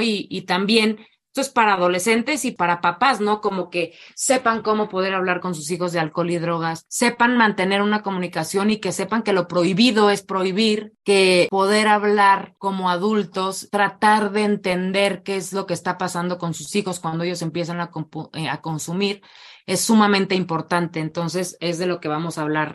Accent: Morelia, Michoacán, Mexico; yo soy de Morelia

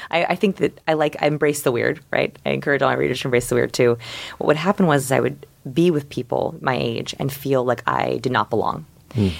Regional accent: Portland, Oregon, United States; I'm from Portland, Oregon. Quiet little beautiful green Portland, Oregon.

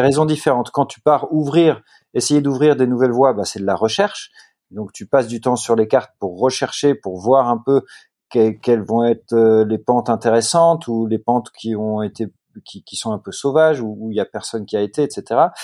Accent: Netherlands; Mes, deux parents sont néerlandais. Moi, je suis néerlandais aussi

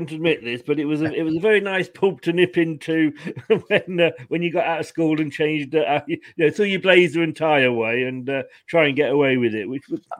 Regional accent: Leicester, East Midlands, United Kingdom; I was born and brought up in Evington.

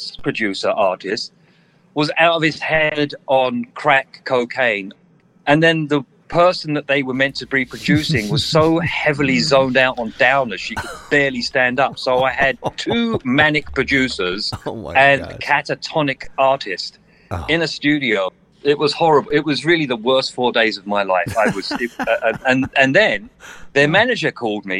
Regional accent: London, United Kingdom; I was born and raised in the East End of London

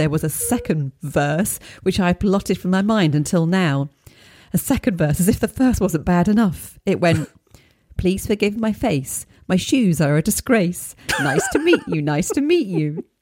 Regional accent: Midlands, United Kingdom; I grew up in the Midlands of the UK in the late 1970s, 1980s.

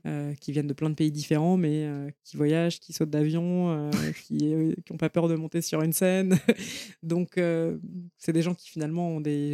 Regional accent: Paris, Île-de-France, France; je viens de Paris. Euh, je suis née dans le 14e. J'ai grandi, j'ai fait mes études à Paris

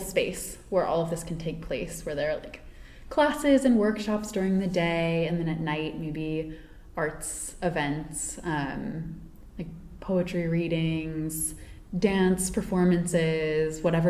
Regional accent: East Coast, United States; And I grew up on the East Coast. I've always lived there.

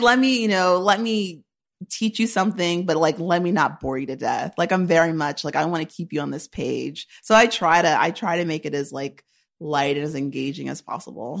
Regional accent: Shaker Heights, Ohio, United States; moved away as an adult; now in New York, United States; I'm from Shaker Heights, Ohio

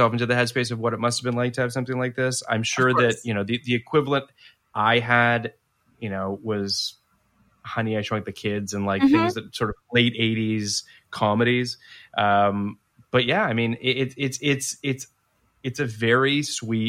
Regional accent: Canada; moved away; Growing up in Canada

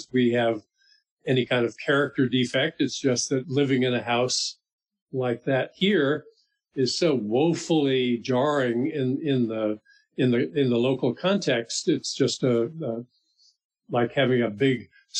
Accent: Miami, Florida, United States; moved away; I grew up in Miami, Florida

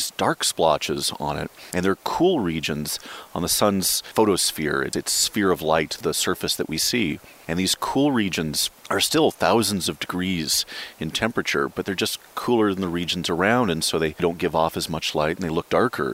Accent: Alaska, United States; also born or lived in Portland, Oregon; now in Los Angeles, United States; I split my childhood between Oregon and Alaska. I was born in Portland, Oregon

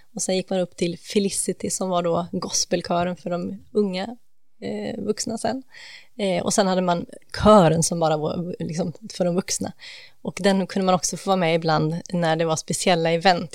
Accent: Gothenburg, Västra Götaland, Sweden; born or raised there

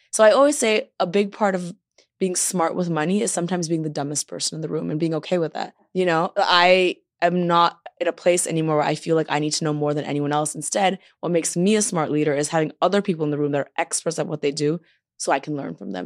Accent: Toronto, Ontario, Canada; moved away as an adult; now in Los Angeles, United States; I'm from Toronto, I moved to L

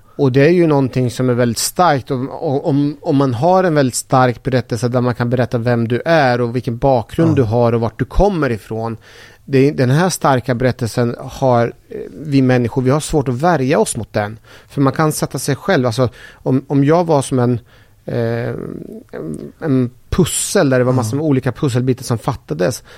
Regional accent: Sweden; Jag är så jäkla svensk så jag kan inte ens min eh, eh persiska kultur

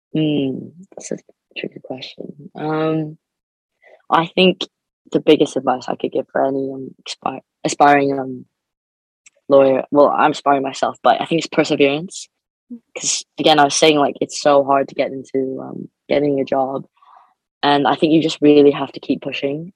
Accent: Canada; moved away as an adult; now in Birmingham, United Kingdom; I'm an international student, so I'm from Canada.

